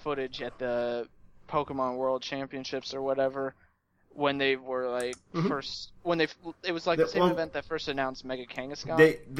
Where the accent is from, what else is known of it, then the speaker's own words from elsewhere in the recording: United States; we're American